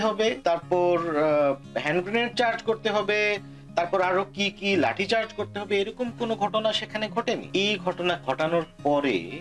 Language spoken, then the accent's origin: Bangla; Sylhet, Sylhet Division, Bangladesh; now in United Kingdom; শাহজালাল ইউনিভার্সিটির একদম পাশেই আমার বাড়ি